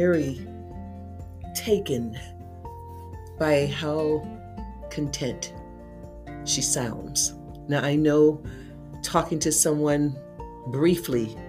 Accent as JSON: {"language": "English", "country": "United States"}